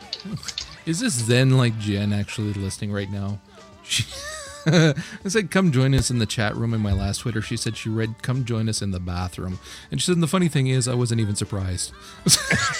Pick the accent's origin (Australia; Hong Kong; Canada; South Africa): Canada